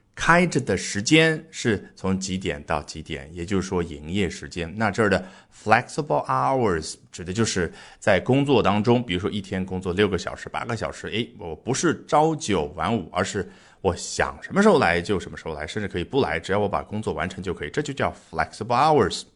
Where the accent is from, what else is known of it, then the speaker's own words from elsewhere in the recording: China; 我们中国人非常熟悉的午休